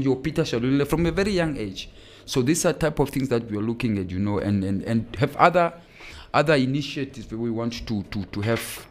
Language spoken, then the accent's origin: English; Okahandja, Otjozondjupa, Namibia; I hail from the Garden Town